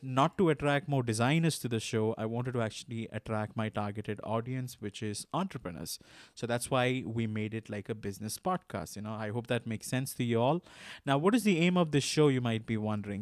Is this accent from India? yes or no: yes; India; I'm from India.